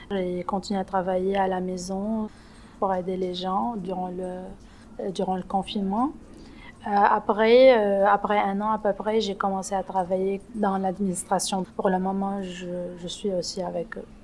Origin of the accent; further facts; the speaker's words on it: Lebanon; moved away as an adult; now in Montreal, Canada; Je suis libanaise. J'ai arrivé au Québec en euh, au juillet 2019.